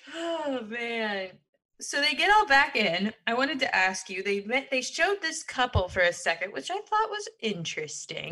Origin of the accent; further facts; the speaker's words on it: Midwest, United States; I'm a Midwest gal